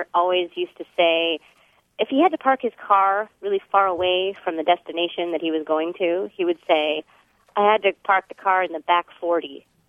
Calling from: San Diego, California, United States; I'm calling from San Diego, California.

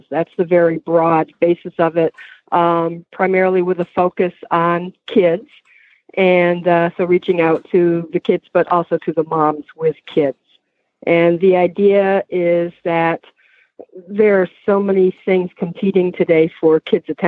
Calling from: Massachusetts, United States; Uh, Massachusetts, Western Massachusetts.

